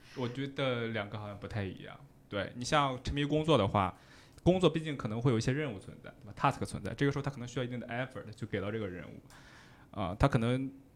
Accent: China; now in Netherlands; 我们中国人可能会更加地遵守着

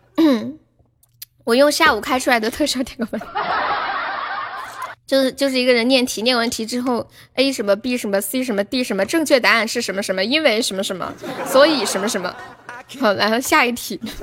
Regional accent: Changsha, Hunan, China; accent: Changsha; 我就是长沙的嘛。那个，然后我妈当时在我们楼下的一个，一个火锅店上班

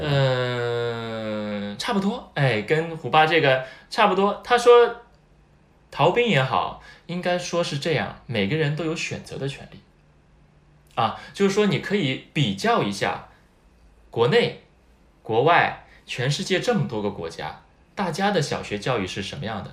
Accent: Shanghai, China; moved away as an adult; now in Okinawa, Japan; 我从小到大虽然是在 上海长大啊，出生在上海，成长在上海，学习在上海，工作在上海

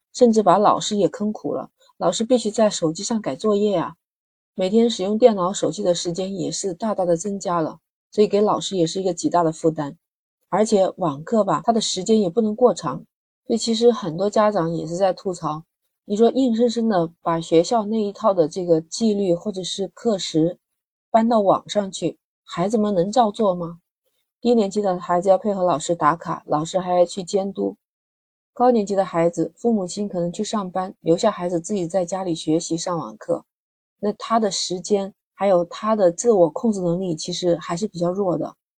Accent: Guangdong, China; 像我们广东这边的学校放寒假大概就是在一月八号

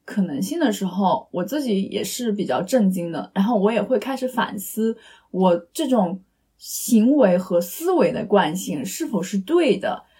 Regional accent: eastern China, China; moved away; 我们两个是来自就是东部城市嘛

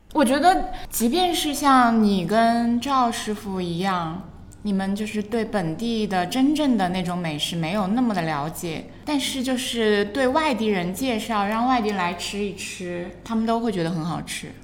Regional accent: Hunan, China; 我只是作为一个湖南人

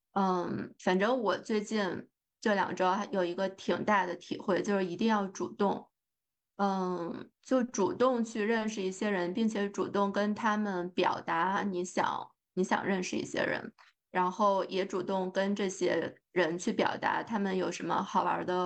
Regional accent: China; now in United States; 咱就是说作为中国人。看房子这个事儿还是非常喜欢的，

